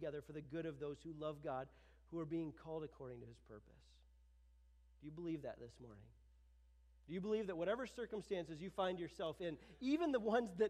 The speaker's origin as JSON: {"language": "English", "country": "United States", "said": "I'm an American."}